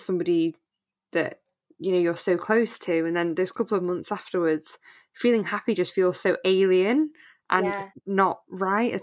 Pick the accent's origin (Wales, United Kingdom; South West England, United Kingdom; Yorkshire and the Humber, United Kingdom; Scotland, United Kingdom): Wales, United Kingdom; North; moved away; North Wales